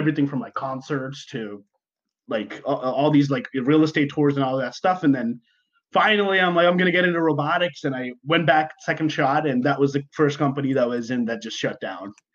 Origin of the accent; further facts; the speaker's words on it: Dubai, United Arab Emirates; moved away; I was born and raised in Dubai